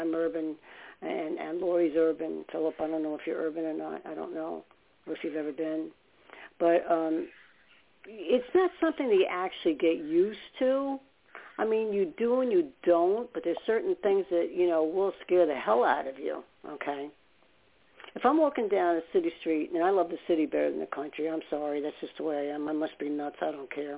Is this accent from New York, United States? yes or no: yes; New York City, New York, United States; I was born in New York. And I was born upstate. And then we ended up moving to Staten Island. But we ended up in Brooklyn a lot